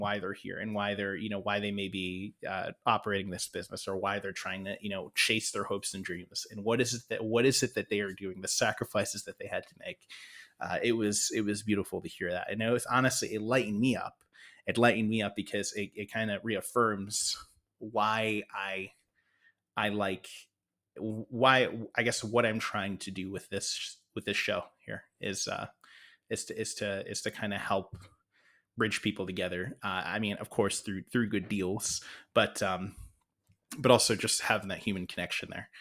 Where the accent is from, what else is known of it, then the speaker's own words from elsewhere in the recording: Detroit, Michigan, United States; growing up in Metro Detroit